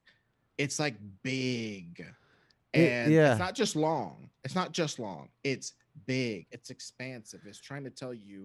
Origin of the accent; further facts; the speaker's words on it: Kansas City, United States; And a lot of that would take place in my hometown of Kansas City.